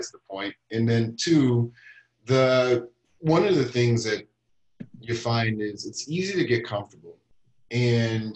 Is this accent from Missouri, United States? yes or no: yes; Kansas City, Missouri, United States; moved away as an adult; also born or lived in Brussels; now in Minnesota, United States; the world that I grew up in the United States. I'm from Kansas City. I've spent the last 20 years in Minnesota, more or less